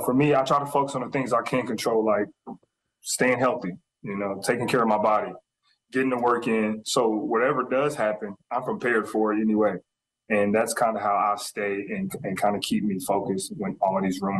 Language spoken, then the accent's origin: English; the South, United States; accent: Southern; 10 minutes to 20 minutes into our conversation, the accent's gone and I'm back down south again and my accent's back.